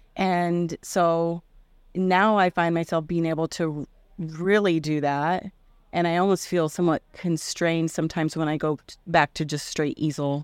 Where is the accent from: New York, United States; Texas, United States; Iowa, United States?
Iowa, United States; Indianola; I grew up in Indianola, Iowa